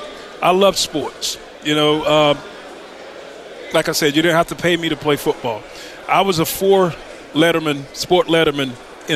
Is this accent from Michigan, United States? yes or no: no; Lumberton, North Carolina, United States; growing up in Lumberton, North Carolina